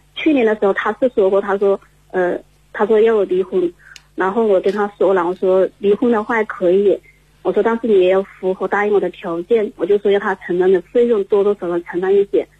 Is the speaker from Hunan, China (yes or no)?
yes; Hengyang, Hunan, China; 我来自湖南衡阳，湖南衡阳的